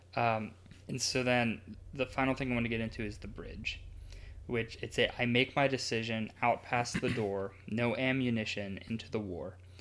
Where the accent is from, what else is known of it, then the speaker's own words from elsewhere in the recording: United States; we as a culture, as an American culture